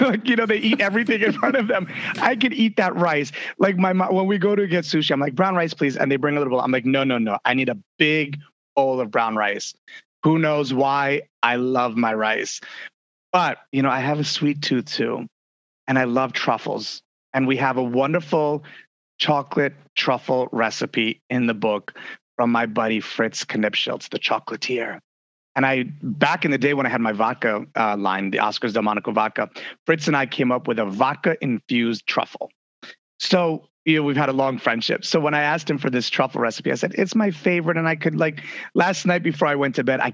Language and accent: English; Italy; moved away; I grew up in Italy, so figs are a huge part of my diet.